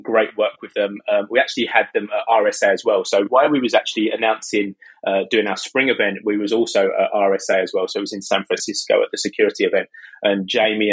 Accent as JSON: {"language": "English", "country": "United Kingdom", "also_born_or_lived": "near London", "accent": "British", "said": "As you can tell from my accent, I'm British. I live in the UK, just outside London"}